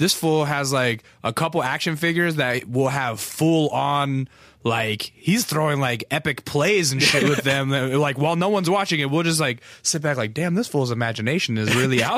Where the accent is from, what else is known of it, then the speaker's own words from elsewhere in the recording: Alaska, United States; accent: Southern; also born or lived in Texas; I was born in Texas because of the Air Force, and then we moved to Alaska because of the Air Force. And so when I moved to Alaska, I was like about 5, and I had a thick, like Southern accent